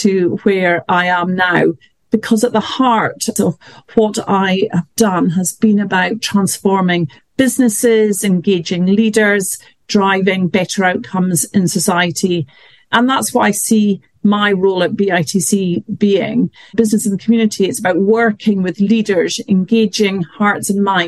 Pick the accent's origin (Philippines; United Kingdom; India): United Kingdom; north of Scotland; moved away as an adult; also born or lived in Glasgow; now in London, United Kingdom; I was born in London, brought up in the north of Scotland and studied at Glasgow, but have mainly worked in London ever since